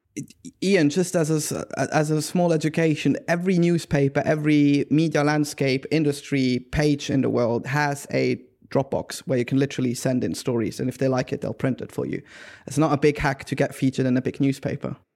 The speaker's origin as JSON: {"language": "English", "country": "Switzerland", "moved": "yes", "said": "I am originally from Switzerland, and in the German-speaking area of Europe"}